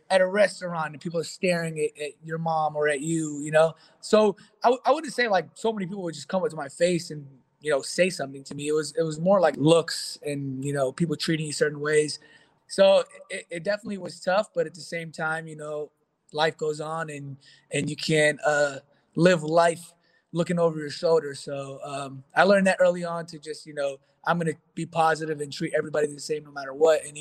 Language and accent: English; New York, United States; But having the luxury of growing up in New York